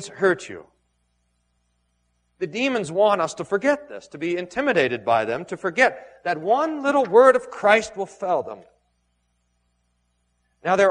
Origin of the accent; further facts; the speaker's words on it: Texas, United States; growing up in Texas